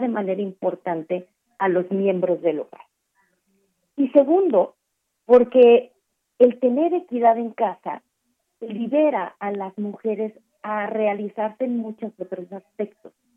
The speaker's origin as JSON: {"language": "Spanish", "country": "Mexico"}